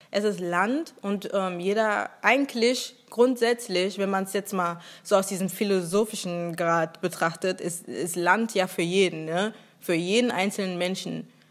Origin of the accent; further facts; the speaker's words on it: Germany; Ich war auch echt nicht oft in Nigeria, bin komplett hier aufgewachsen